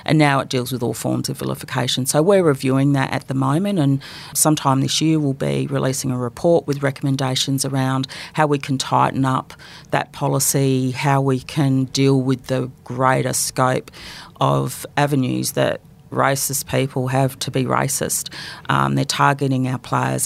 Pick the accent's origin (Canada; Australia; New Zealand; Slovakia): Australia; Adelaide, South Australia; So conceived in Melbourne, born in Adelaide, and adopted into a family